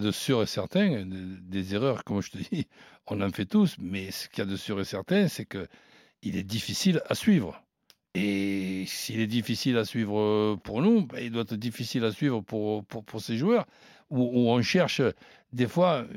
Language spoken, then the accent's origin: French; France; en tant que Français